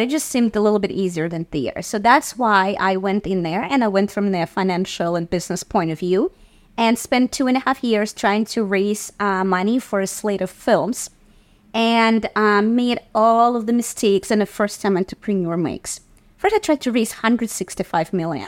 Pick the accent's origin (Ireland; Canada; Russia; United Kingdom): Russia; Saint Petersburg; now in New York City, United States; growing up in Russia in the professional theater